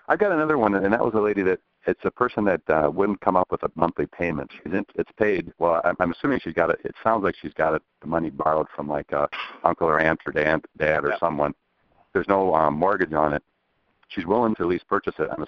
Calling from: Eau Claire, Wisconsin, United States; Uh, I'm from Eau Claire, Wisconsin.

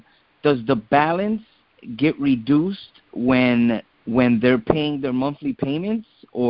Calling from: New Jersey, United States; I'm calling from New Jersey, as a matter of fact.

